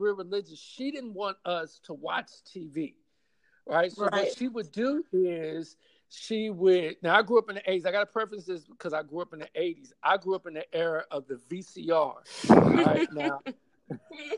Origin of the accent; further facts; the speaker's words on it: New Orleans, Louisiana, United States; now in Los Angeles, United States; I'm from New Orleans originally